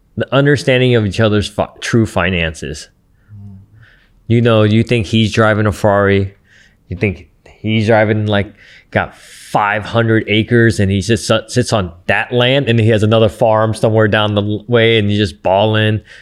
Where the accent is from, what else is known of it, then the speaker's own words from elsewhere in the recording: Santa Ana, California, United States; I'm from Santa Ana